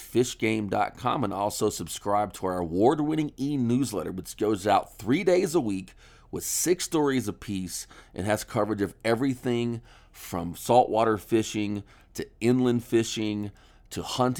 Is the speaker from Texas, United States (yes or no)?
yes; Orange, Texas, United States; my hometown of Orange